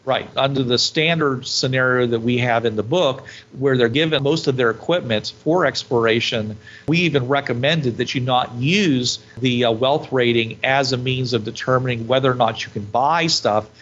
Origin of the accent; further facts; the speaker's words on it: United States; I'm an American